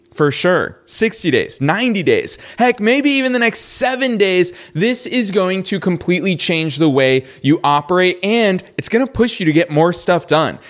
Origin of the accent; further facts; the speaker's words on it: Boston, Massachusetts, United States; also born or lived in Los Angeles; now in Florida, United States; Growing up in Boston